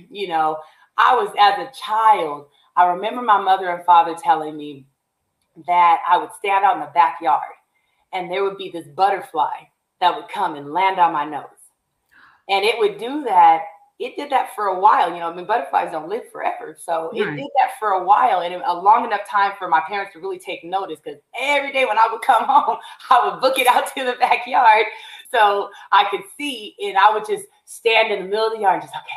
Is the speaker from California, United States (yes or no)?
yes; Long Beach, California, United States; also born or lived in La Palma, California / Chino, California / Ontario, California; I was born and raised in Long Beach, California, and pretty much have been in California for 40 some odd years.